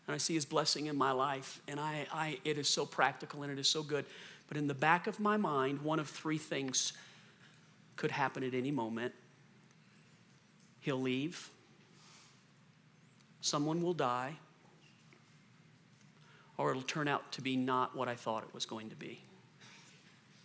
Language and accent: English; the South, United States; moved away; I'm from the South originally